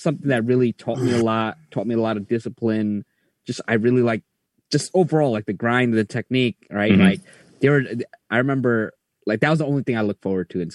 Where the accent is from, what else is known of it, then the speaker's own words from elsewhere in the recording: New York City, New York, United States; we grew up in New York City